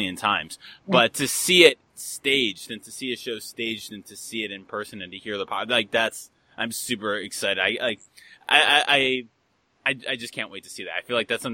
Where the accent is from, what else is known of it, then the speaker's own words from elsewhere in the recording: Buffalo, New York, United States; I grew up in Buffalo, so we kind of have that, you know, cursed city thing going on here.